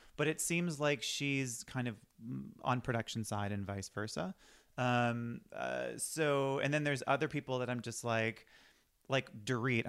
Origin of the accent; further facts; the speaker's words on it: Boston, Massachusetts, United States; now in Los Angeles, United States; I'm from Boston